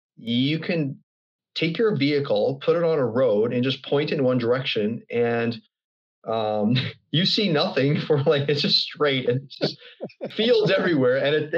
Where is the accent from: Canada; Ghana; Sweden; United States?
Canada; Altona, Manitoba; I was born in 1976 in Altona, Manitoba, Canada. So Manitoba is a province. It's directly north of North Dakota. So it's central Canada. Small little community of about, at the time, I think roughly 4,000 or 5,000 people.